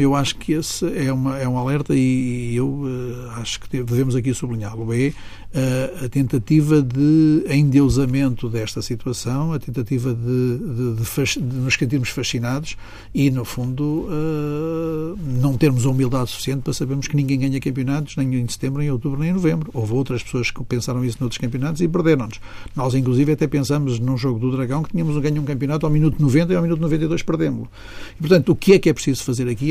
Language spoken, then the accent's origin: Portuguese; Porto, Norte, Portugal; o Porto foi onde eu nasci